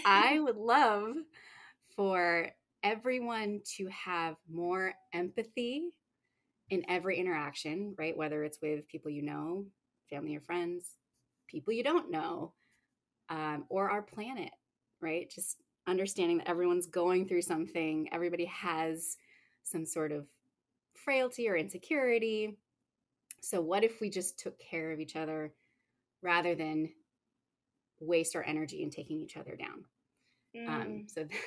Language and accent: English; San Diego, California, United States; also born or lived in Bay Area / New York; I am living in San Diego, which is my hometown